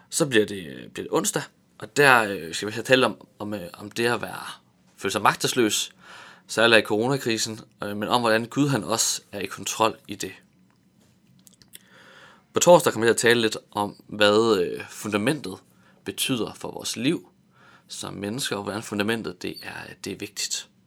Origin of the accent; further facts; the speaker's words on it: Tanzania; Jeg voksede op i Tanzania i Østafrika, {S1} ja. hvor mine {S2} forældre de var missionærer for Luthers Mission